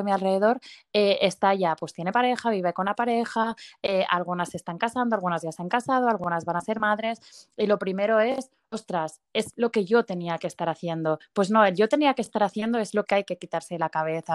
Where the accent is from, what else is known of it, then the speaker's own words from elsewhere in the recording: Barcelona, Catalonia, Spain; soy de Barcelona y tengo 30 años